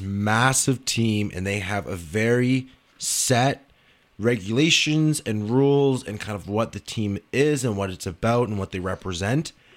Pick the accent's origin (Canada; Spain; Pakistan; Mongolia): Canada; as a Canadian